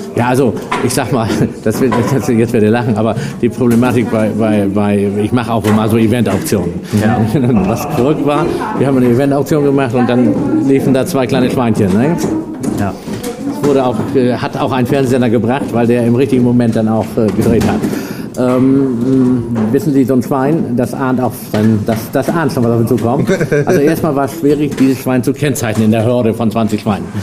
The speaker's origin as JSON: {"language": "German", "town": "Norden", "region": "Lower Saxony", "country": "Germany", "said": "ich komme ja aus Norden Ostfriesland"}